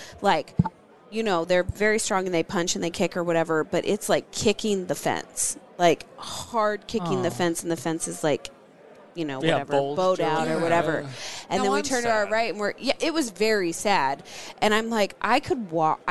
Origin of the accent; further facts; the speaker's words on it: Maryland, United States; I grew up in Maryland